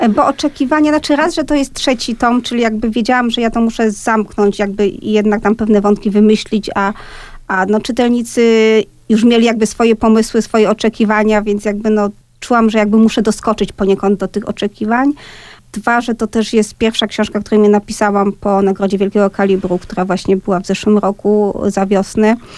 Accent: Silesian Voivodeship, Poland; first language Polish; Ja jestem ze śląskiej rodziny

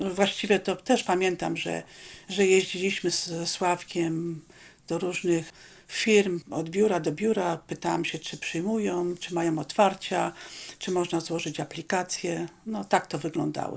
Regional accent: Poland; accent: Polish; moved away as an adult; also born or lived in Rome, Italy; now in Alaska, United States

